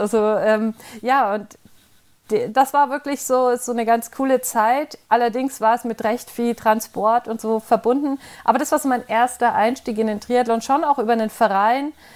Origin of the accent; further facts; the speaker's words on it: Middle Franconia, Bavaria, Germany; now in Freiburg, Germany; Ursprünglich komme ich aus Mittelfranken.